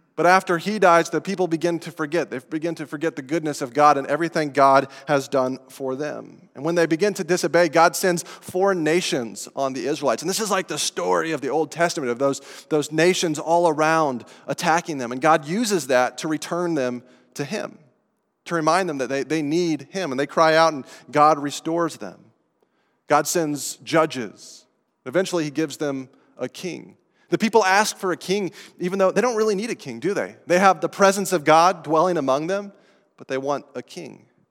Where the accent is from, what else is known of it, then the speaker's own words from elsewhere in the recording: Estes Park, Colorado, United States; moved away; in my hometown that I grew up in of Estes Park, Colorado